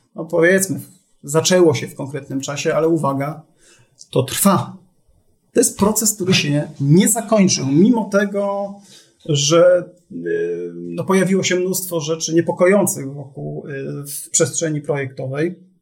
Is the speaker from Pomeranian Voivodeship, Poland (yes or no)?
no; Silesian Voivodeship, Poland; jestem z Brudnego Śląska.